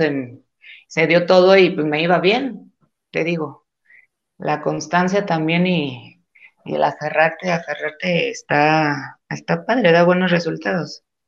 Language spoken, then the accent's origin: Spanish; Gómez Palacio, Durango, Mexico; moved away as an adult; also born or lived in Torreón, Coahuila; now in Mexico City, Mexico; yo soy de Gómez Palacio, Durango